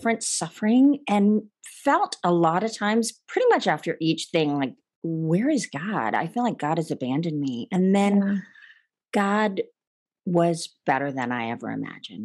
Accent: India; I was born in India to Christian parents

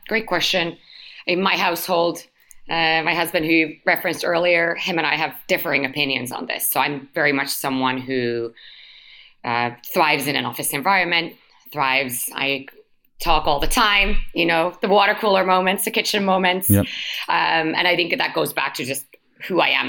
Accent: Helsinki, Uusimaa, Finland; moved away; also born or lived in London; my family, as mentioned, born and raised in Helsinki, but uh, we lived in London when I was younger, um, but like five years old, so very young

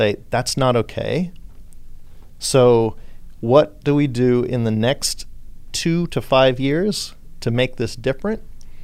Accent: Australia; also born or lived in California / Texas; now in Houston, United States; I was born in Australia. I lived in California. Then I've been in Texas 20 years

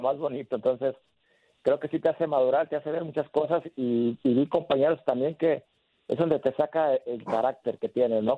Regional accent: El Salto, Jalisco, Mexico; yo ando haciendo acá cosas por, los jóvenes de, mi pueblo, donde yo salí, donde yo surgí

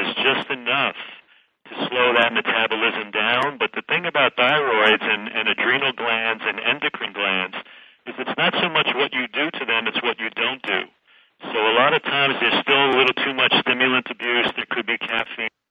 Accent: New York City, New York, United States; when I grew up in the Bronx, we grew up near the Italian markets.

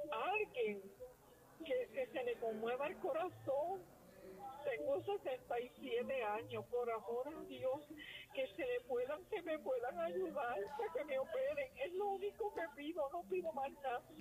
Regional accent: Trujillo Alto, Puerto Rico; soy de Trujillo Alto, soy paciente de cáncer.

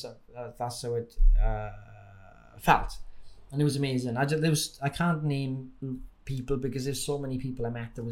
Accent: Wales, United Kingdom; accent: Welsh; you've got the Welsh accent here, but when you see me in real life, it's probably even stronger

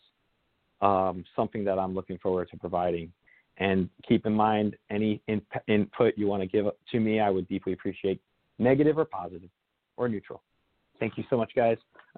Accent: New Jersey, United States; I'm from New Jersey originally. A lot of people I know up there are suffering really badly.

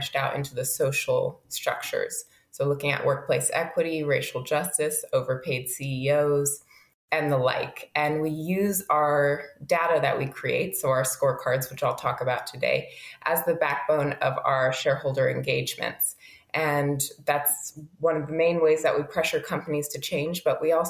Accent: Berkeley, California, United States; also born or lived in Brighton, England; So I'm from Berkeley, California, born and raised.

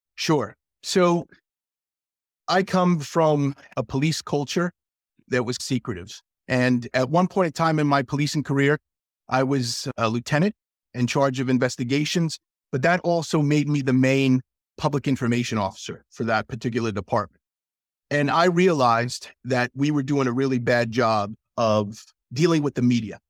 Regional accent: South Central Pennsylvania, United States; I was from South Central Pennsylvania

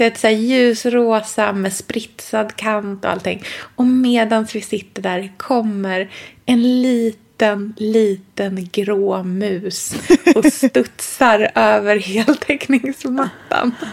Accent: Sweden; jag är svensk

